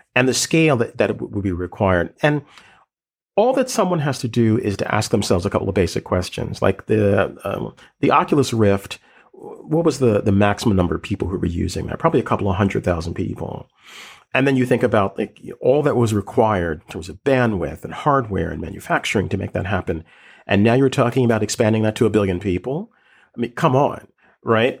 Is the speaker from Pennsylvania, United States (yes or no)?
yes; Philadelphia, Pennsylvania, United States; a kid growing up in West Philly